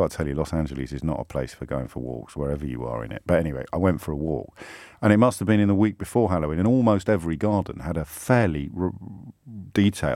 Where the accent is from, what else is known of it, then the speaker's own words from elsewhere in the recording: England, United Kingdom; as an English lad